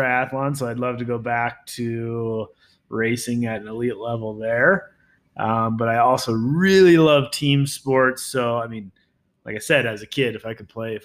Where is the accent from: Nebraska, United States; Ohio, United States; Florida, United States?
Nebraska, United States; moved away as an adult; also born or lived in upstate New York; now in Vail, United States; growing up, I grew up in Nebraska.